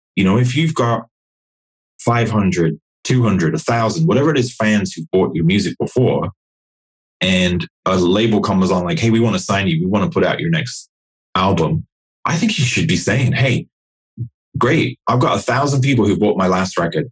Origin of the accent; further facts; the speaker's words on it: Nottingham, East Midlands, United Kingdom; I grew up in Nottingham in in the middle of England